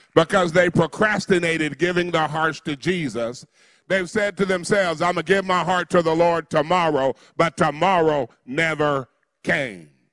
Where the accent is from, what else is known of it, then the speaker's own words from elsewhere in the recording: United States; I'm African American